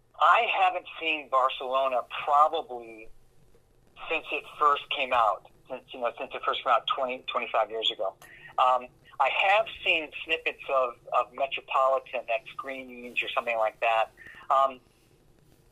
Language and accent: English; East Lansing, Michigan, United States; I grew up in East Lansing, where Michigan State University is.